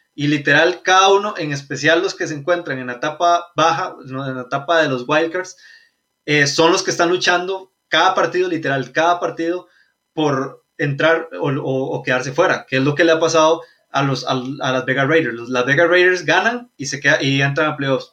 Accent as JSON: {"language": "Spanish", "country": "Costa Rica", "said": "Somos de Costa Rica."}